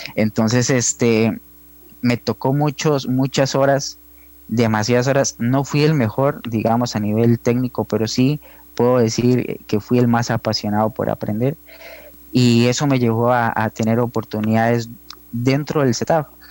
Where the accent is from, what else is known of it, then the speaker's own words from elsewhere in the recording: Hojancha, Guanacaste, Costa Rica; moved away as an adult; also born or lived in San José; yo soy de Ojancha, Guanacaste, eh, el pueblo más hermoso del país